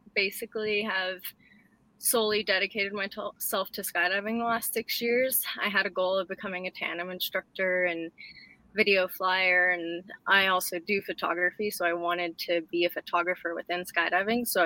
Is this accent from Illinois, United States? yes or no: no; Northern Nevada, United States; I grew up in Northern Nevada. I graduated with 16 people. So very small community